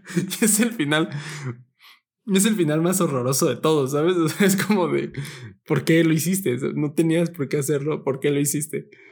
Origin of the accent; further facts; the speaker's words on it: Mexico; somos de México